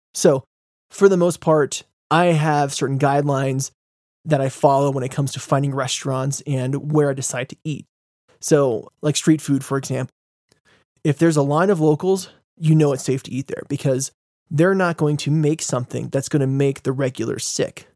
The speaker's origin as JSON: {"language": "English", "country": "United States", "said": "I'm American"}